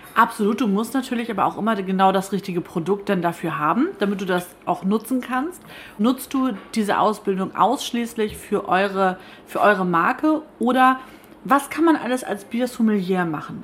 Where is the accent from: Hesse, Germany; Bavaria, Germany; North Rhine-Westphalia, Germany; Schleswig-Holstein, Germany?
Schleswig-Holstein, Germany; Kayhude; Ich bin ja in Kelhuda aufgewachsen und das ist direkt nebenan